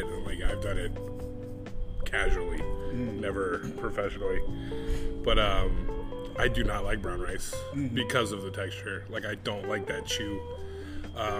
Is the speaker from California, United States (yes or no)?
yes; California, United States; moved away as an adult; also born or lived in Mexico; now in Hawaii, United States; I'm from California